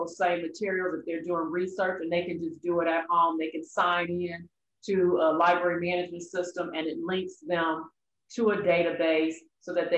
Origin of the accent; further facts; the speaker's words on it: Detroit, Michigan, United States; I am a native Detroiter, born and raised in Detroit